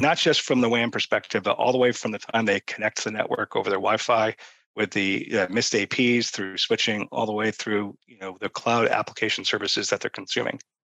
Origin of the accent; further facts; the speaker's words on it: Boston, Massachusetts, United States; I'm from Boston